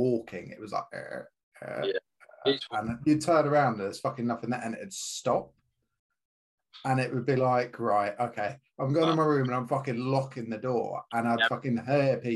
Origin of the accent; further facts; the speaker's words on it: Yorkshire and the Humber, United Kingdom; moved away; also born or lived in France; So I'm from Yorkshire originally. We moved over to France